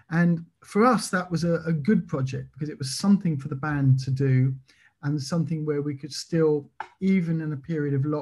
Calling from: Belgium; I live in Belgium. I'm talking from Belgium near France at the moment

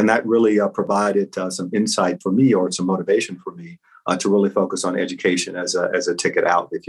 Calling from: New York, United States; I'm calling in from New York.

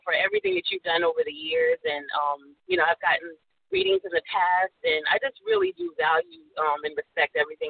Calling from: South Carolina, United States; I'm calling in from South Carolina.

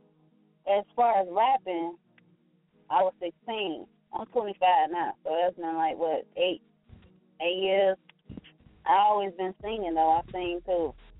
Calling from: Gary, Indiana, United States; Yeah, I'm calling from Gary, Indiana. G.I. Stand up.

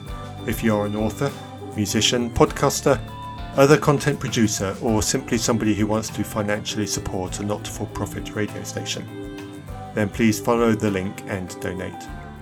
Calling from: Burnham-on-Sea, South West England, United Kingdom; I'm from Burnham-on-Sea, Somerset, UK.

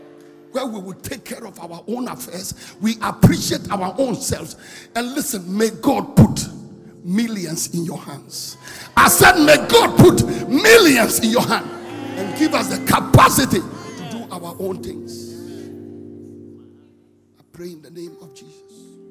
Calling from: Bolgatanga, Upper East, Ghana; I'm calling from Bogatanga.

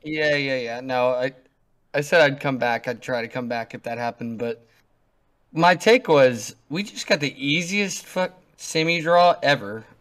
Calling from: North Vernon, Indiana, United States; I'm calling from North Vernon, Indiana.

